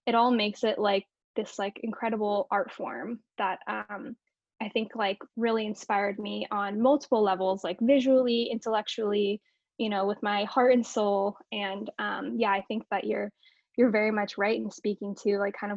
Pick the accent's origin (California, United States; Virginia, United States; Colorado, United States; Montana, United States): California, United States; Northern; where I grew up in Northern California